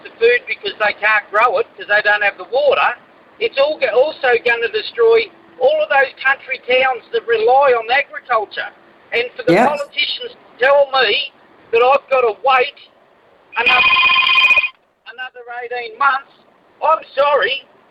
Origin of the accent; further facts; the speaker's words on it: Australia; as an Australian